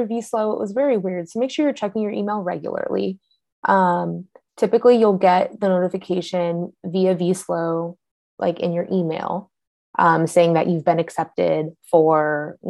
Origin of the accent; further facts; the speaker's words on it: California, United States; now in Cincinnati, United States; I'm from California